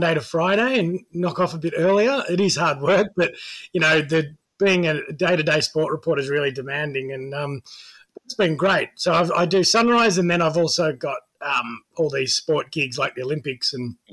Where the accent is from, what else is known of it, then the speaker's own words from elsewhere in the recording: Geelong, Victoria, Australia; also born or lived in United Kingdom / Tasmania; now in Melbourne, Australia; I grew up in Geelong